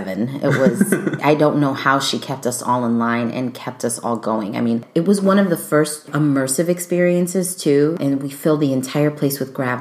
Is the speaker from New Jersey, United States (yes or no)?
no; Chicago, Illinois, United States; born and raised in Chicago